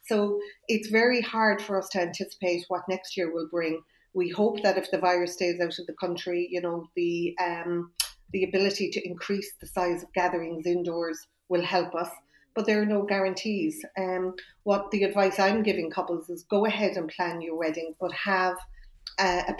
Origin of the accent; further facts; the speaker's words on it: Ireland; as Irish people